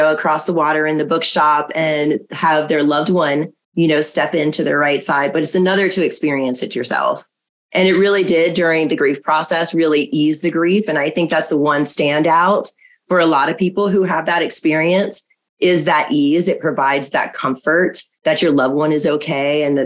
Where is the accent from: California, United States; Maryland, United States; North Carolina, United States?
Maryland, United States; the house that I grew up in Maryland